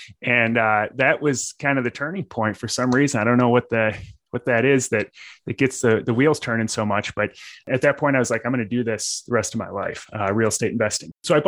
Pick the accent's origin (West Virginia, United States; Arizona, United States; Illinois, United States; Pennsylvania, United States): Illinois, United States; So, I mean, I'm originally from the South suburbs of Chicago